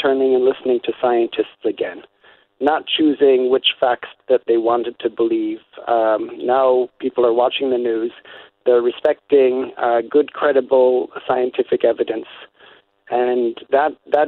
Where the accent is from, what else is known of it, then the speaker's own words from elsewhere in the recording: Niagara Peninsula, Ontario, Canada; moved away as an adult; also born or lived in Manitoba; now in Belgium; I grew up in the Niagara Peninsula